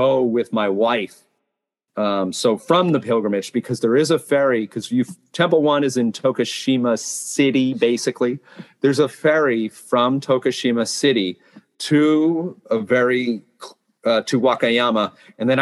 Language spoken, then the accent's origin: English; Massachusetts, United States; moved away as an adult; now in Japan; My home state of Massachusetts